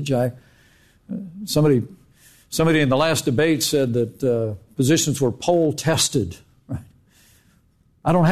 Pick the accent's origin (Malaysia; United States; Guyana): United States; Indiana; when I was growing up in Indiana